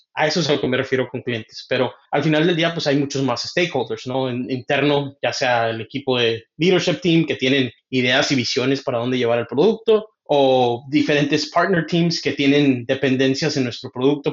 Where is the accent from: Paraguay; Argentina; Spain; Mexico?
Mexico; Michoacán; now in Seattle, United States; yo crecí en Michoacán, pero ahorita vivo en Seattle, Washington